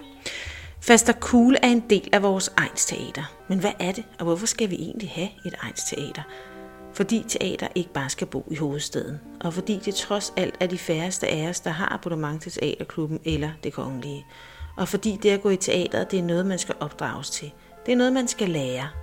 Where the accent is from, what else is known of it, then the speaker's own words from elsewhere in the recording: Næstved, Zealand, Denmark; moved away as an adult; jeg er født og opvokset i Næstved. I mange år har jeg dog boet andre steder, men nu er jeg vendt tilbage til byen